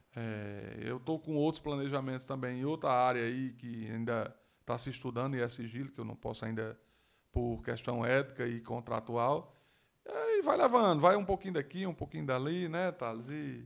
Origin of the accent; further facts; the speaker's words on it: Mossoró, Rio Grande do Norte, Brazil; vou falar da minha terra, do moçoroense